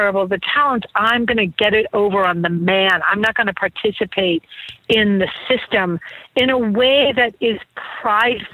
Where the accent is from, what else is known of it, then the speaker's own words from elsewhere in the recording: New England, United States; I grew up in New England, by the way, and so super Puritan